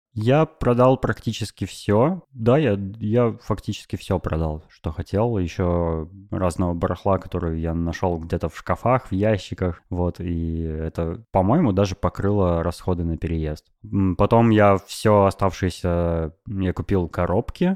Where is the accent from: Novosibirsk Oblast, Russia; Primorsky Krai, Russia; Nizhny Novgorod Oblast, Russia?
Novosibirsk Oblast, Russia; Novosibirsk; moved away; also born or lived in Moscow; я переехал из Москвы в Новосибирск